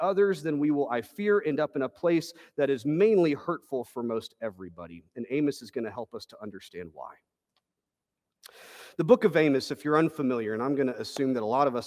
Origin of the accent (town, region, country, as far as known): Texas, United States